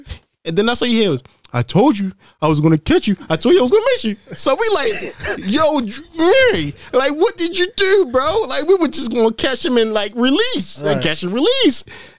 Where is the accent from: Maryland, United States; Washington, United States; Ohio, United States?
Maryland, United States; Baltimore; But luckily, like I said, I'm from Baltimore, so I knew the ins and outs of it.